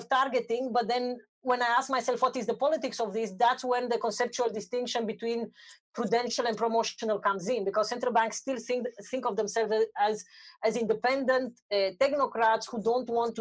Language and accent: English; Romania; I'm from Romania